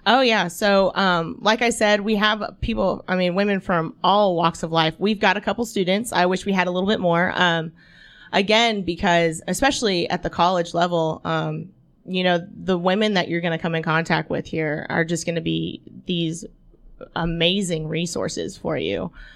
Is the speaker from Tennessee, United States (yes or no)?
yes; Franklin, Tennessee, United States; moved away as an adult; also born or lived in Florida; now in Chattanooga, United States; I grew up in Franklin, Tennessee.